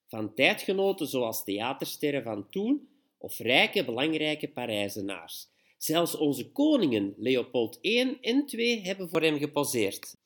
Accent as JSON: {"language": "Dutch", "country": "Belgium", "said": "we als Belg"}